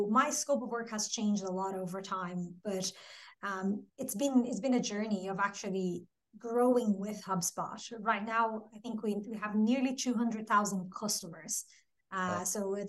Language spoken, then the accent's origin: English; Brazil; English is a second language; moved away as an adult; now in Dublin, Ireland; And yeah, Dublin is home, definitely, but that's not where I'm from, or I'm originally from Brazil. But yeah, 14 years later, Dublin is definitely become home.